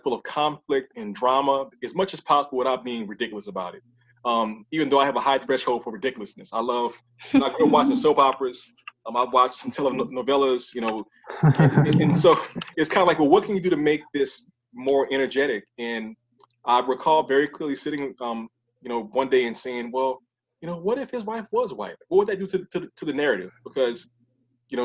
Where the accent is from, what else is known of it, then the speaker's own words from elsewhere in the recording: New Orleans, Louisiana, United States; my hometown, New Orleans